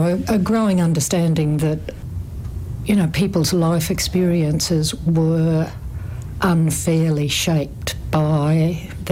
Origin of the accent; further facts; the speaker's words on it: Gold Coast, Queensland, Australia; also born or lived in Brisbane / Millmerran; I grew up primarily on the Gold Coast